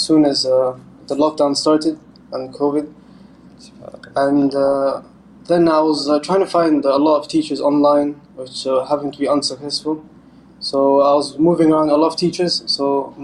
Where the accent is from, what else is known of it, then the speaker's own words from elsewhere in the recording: Jeddah, Makkah Province, Saudi Arabia; moved away as an adult; also born or lived in London, United Kingdom; now in Malta; The first like 7 years I was in London, and then I moved to Jeddah